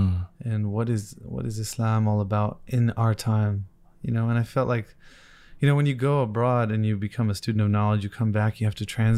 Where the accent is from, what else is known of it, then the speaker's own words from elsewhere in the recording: New Jersey, United States; Because I grew up in New Jersey in a community that was very influenced probably by, you could say, the Ikhwan.